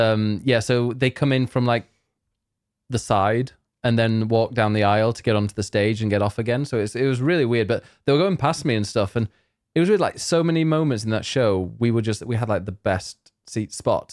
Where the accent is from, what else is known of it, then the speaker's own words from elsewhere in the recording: Leeds, Yorkshire and the Humber, United Kingdom; now in Croydon, United Kingdom; I'm from Leeds.